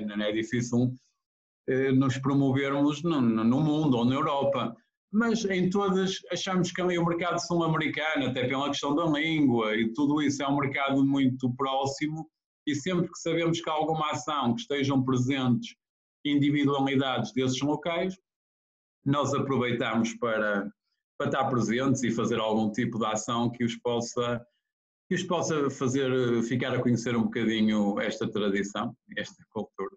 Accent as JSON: {"language": "Portuguese", "town": "Ponte de Lima", "region": "Viana do Castelo", "country": "Portugal", "said": "Sou de Ponte Lima."}